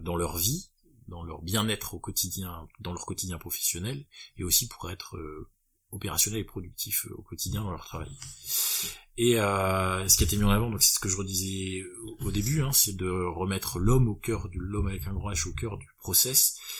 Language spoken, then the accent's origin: French; Lille, Hauts-de-France, France; Lille parce que je suis purement euh, bah là-bas je suis lillois